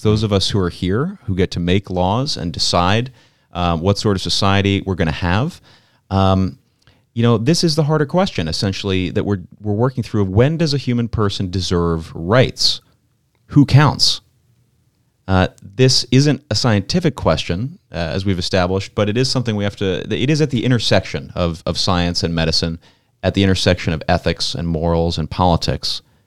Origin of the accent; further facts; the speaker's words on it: Pennsylvania, United States; I'm from Pennsylvania